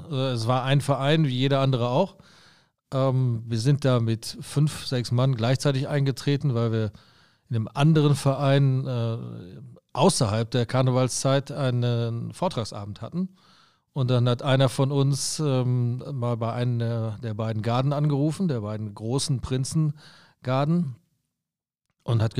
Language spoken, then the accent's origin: German; Hamm, North Rhine-Westphalia, Germany; now in Düsseldorf, Germany; Ich komme aus Westfalen, aus Hamm. Für die Düsseldorfer muss man immer äh, sofort sagen, nicht aus Kappesham, dem Stadtteil, äh, sondern wie gesagt Hamm in Westfalen.